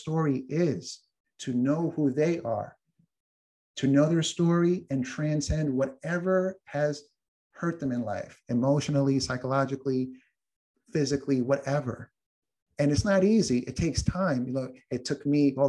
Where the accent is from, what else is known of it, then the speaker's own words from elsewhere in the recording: New York, United States; I'm from New York